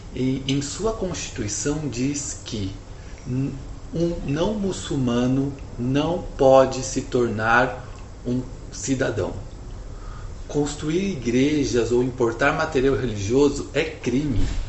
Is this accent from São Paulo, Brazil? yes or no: yes; São Paulo, Brazil; nasci em São Paulo e sou formado em engenharia civil